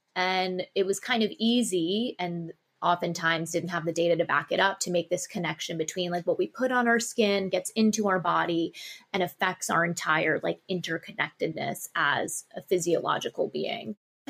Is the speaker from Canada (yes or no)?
no; Tokyo, Japan; also born or lived in New York / Sydney; I was born in New York and I spent most of my childhood in Tokyo, Japan and Sydney, Australia. So I had a very cross cultural upbringing